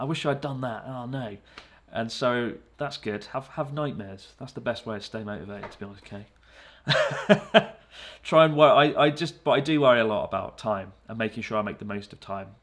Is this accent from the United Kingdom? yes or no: yes; United Kingdom; moved away as an adult; now in Japan; I don't feel like I'm just a British guy